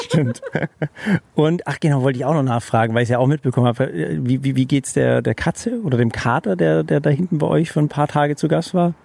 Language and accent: German; Germany; als Deutscher